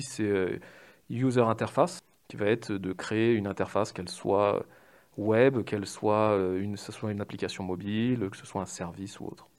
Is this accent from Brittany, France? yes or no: no; Paris, Île-de-France, France; j'ai 38 ans, je suis parisien